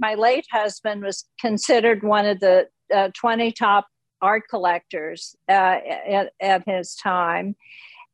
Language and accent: English; Richmond, Virginia, United States; moved away as an adult; also born or lived in New York; I grew up in Richmond, Virginia